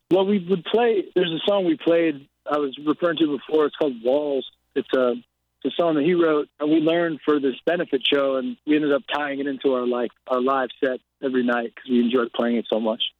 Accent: outside New York City, New Jersey, United States; I grew up outside of New York City in New Jersey

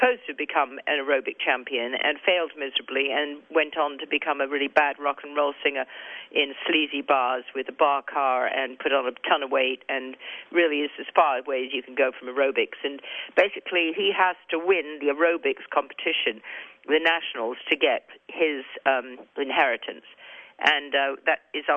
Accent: England, United Kingdom; accent: English; my English accent

